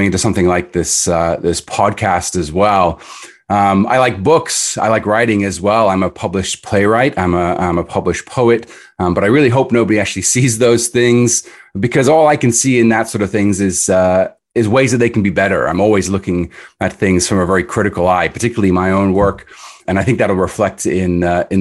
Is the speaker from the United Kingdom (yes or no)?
yes; Edinburgh, Scotland, United Kingdom; moved away; I grew up in Edinburgh in Scotland, so I'm from overseas originally.